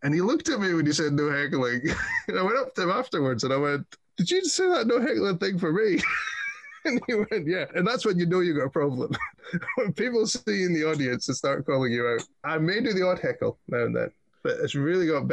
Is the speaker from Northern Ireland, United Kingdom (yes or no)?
no; Scotland, United Kingdom; being a Scottish Viking